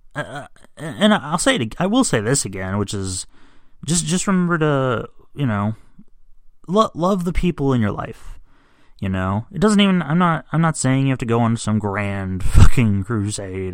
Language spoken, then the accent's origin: English; United States; as an American